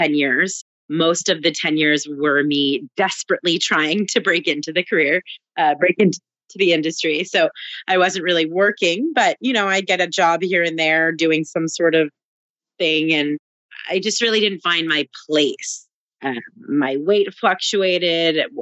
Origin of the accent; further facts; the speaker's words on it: New Jersey, United States; also born or lived in Canada; now in Brooklyn, United States; I've actually only ever lived in New Jersey besides being born in Canada